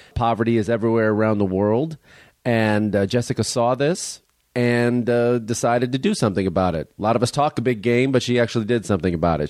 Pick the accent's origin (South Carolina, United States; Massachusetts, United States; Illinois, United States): Illinois, United States; Chicago; where I grew up in Chicago